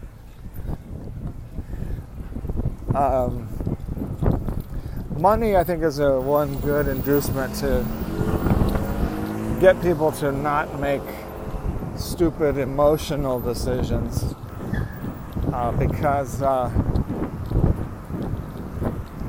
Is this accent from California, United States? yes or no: yes; Lynwood, California, United States; this home that I was born in Linwood, Compton area. That's South Los Angeles, basically.